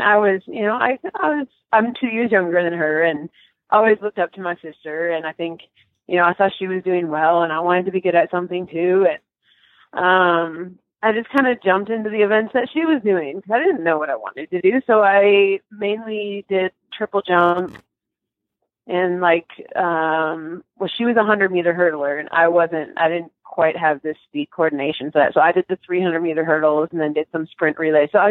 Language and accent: English; Robbinsdale, Minnesota, United States; I grew up in Robbinsdale, Minnesota